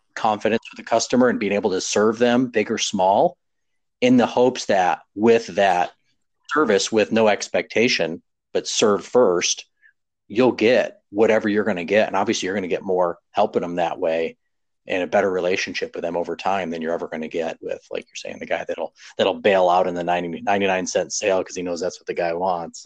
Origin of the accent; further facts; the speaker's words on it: New York, United States; moved away as an adult; also born or lived in Texas; I moved to Texas from well from New York originally